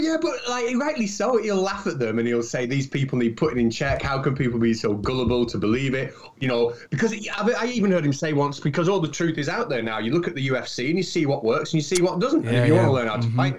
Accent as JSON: {"language": "English", "country": "United Kingdom", "said": "compared to America, we're such a small country"}